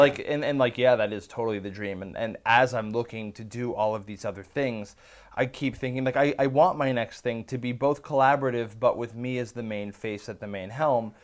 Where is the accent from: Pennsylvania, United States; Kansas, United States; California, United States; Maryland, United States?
California, United States; Bay Area; moved away as an adult; I grew up in the Bay Area.